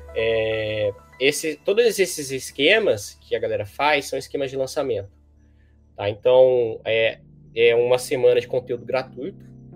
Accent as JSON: {"language": "Portuguese", "town": "Bauru", "region": "São Paulo", "country": "Brazil", "said": "eu moro em Bauru, né? É, sou de Bauru"}